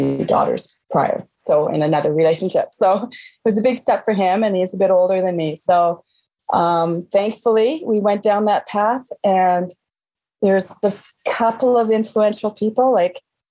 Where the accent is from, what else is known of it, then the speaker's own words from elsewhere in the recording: Calgary, Alberta, Canada; now in Banff, Canada; I grew up in Calgary